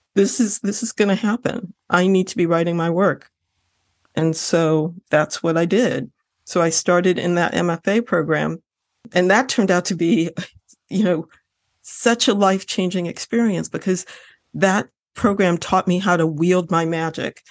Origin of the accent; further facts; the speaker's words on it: Lorain, Ohio, United States; I grew up in Ohio, I grew up in Lorraine, Ohio